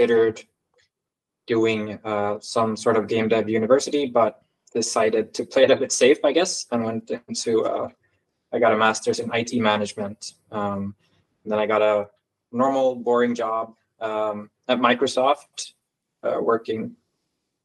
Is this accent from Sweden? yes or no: yes; Sweden; I am from Sweden